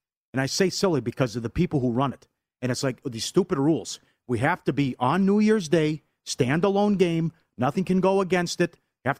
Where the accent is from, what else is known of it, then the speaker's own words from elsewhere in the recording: Midwest, United States; We're both from the Midwest.